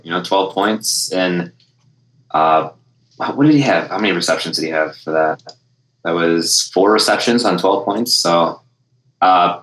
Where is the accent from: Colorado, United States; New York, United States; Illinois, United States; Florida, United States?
Illinois, United States; Chicago; being Chicago hometown